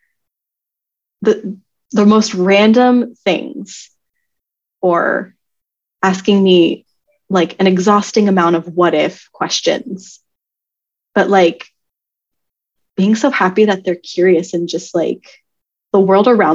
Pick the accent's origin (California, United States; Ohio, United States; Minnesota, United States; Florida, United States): California, United States; moved away; we're from California